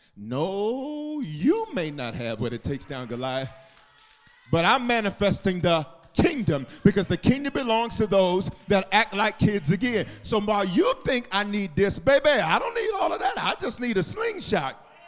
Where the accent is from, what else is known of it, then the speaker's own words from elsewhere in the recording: the South, United States; I'm from the South.